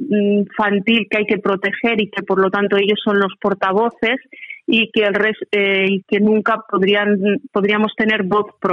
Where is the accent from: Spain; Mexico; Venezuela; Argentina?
Spain; como española tengo voz, tengo criterio